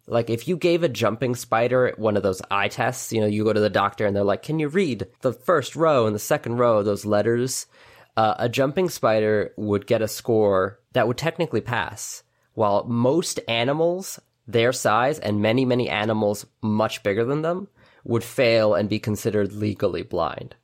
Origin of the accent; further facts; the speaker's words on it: New York City, New York, United States; I grew up in New York City